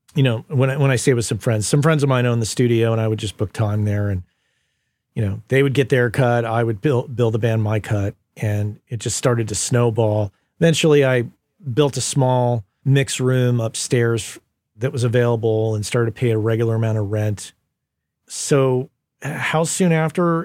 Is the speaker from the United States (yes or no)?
yes; Las Cruces, New Mexico, United States; moved away as an adult; also born or lived in San Francisco; Las Cruces, where we grew up in New Mexico